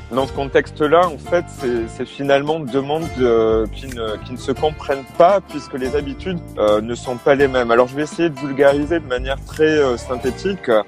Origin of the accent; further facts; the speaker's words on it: France; je parle du contexte français hein, parce que je suis français